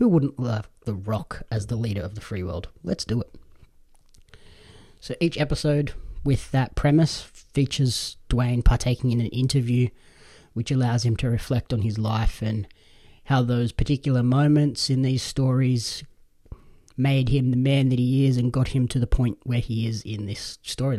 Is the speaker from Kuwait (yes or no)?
no; Australia; As an Australian wrestling fan